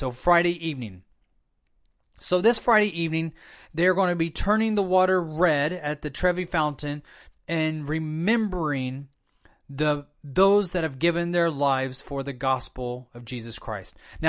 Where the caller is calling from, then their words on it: Hong Kong; I'm calling from Hong Kong.